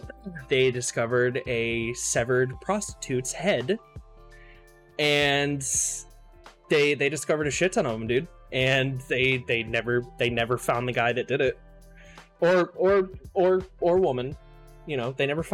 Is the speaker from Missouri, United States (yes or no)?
no; Ohio, United States; now in Bay Area, United States; I was born in Southern Ohio. Literally, like, you go right, like 5 minutes away, you go over the bridge over the river and you're in Kentucky. That's like, that's, I was like on the bottom little tip of Ohio